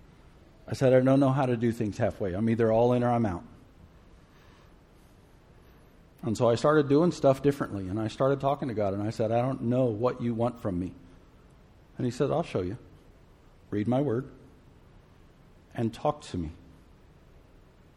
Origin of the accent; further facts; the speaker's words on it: Gulf Coast, United States; I grew up in the Gulf Coast